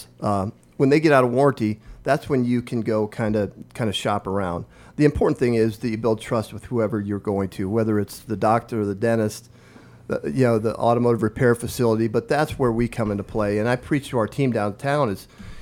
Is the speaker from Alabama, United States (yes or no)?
no; Omaha Indian Reservation, Northeast Nebraska, United States; moved away as an adult; now in Lincoln, United States; I grew up on the Omaha Indian Reservation in Northeast Nebraska, a village of 90 people